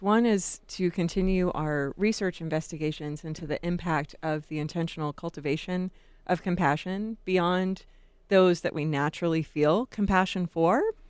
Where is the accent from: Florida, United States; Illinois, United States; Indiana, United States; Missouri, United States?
Florida, United States; Jacksonville; now in Tucson, United States; I grew up in Jacksonville